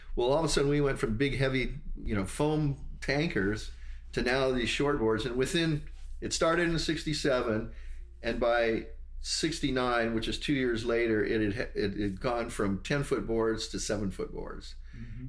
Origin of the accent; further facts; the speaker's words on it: Hawaii, United States; growing up in Hawaii